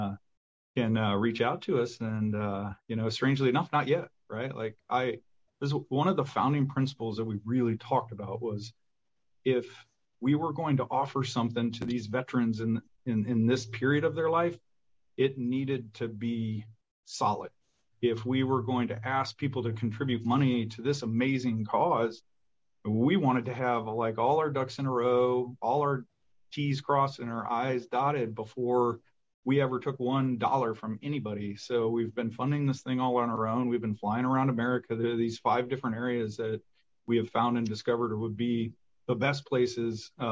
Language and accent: English; Michigan, United States; we're both from Michigan